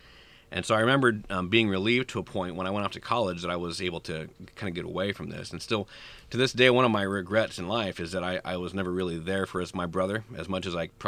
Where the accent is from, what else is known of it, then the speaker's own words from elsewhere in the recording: Bellevue, Nebraska, United States; I mentioned that I grew up in Bellevue, Nebraska